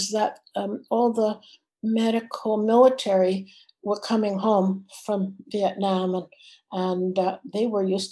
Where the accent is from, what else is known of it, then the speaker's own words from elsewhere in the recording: Canada; I was from Canada